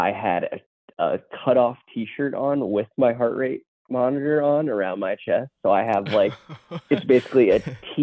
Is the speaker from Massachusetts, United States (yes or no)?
no; Hamilton, Ohio, United States; I'm from like the Hamilton, Ohio area